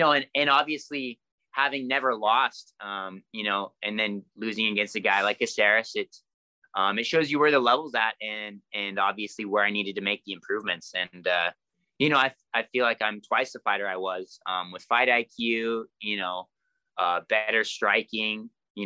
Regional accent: Enumclaw, Washington, United States; Started training the same gym I'm at today in Enumclaw with the same coach

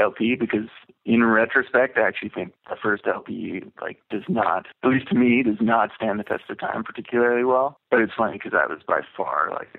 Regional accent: Vancouver, British Columbia, Canada; Yeah, that is definitely the case from growing up in Vancouver, because it was always like a really small scene.

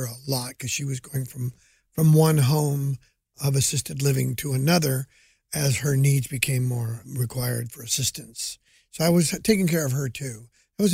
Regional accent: Hanford, California, United States; born or raised there; moved away

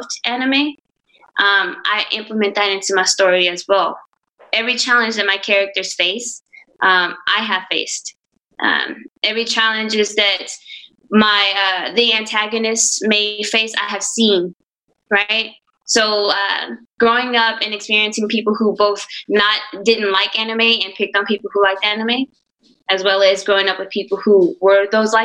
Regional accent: Orange, Texas, United States; growing up in Orange is the sense of community that I had.

